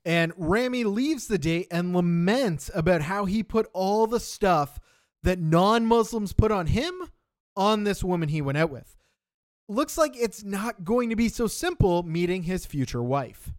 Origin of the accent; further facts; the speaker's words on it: Canada; I am sixth-generation Canadian now